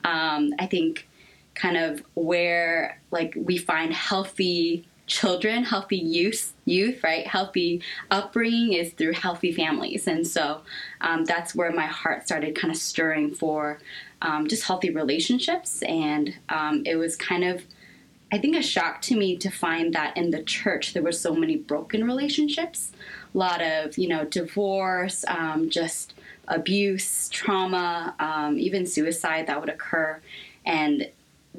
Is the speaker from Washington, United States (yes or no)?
yes; Seattle, Washington, United States; moved away as an adult; also born or lived in Korea; now in Los Angeles, United States; I was born in Korea, but I was raised pretty much my entire life in the States. I actually come from Seattle, Washington. That's where I mainly grew up